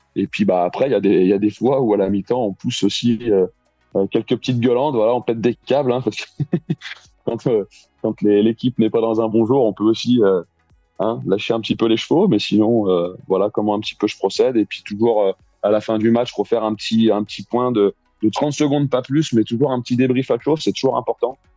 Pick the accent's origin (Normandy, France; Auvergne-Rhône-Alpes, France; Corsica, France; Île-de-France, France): Auvergne-Rhône-Alpes, France; Lyon; je suis né à Lyon et j'habite dans la région lyonnaise depuis tout petit